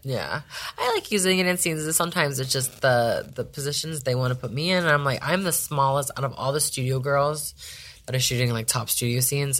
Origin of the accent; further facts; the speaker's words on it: Las Vegas, Nevada, United States; I'm from Vegas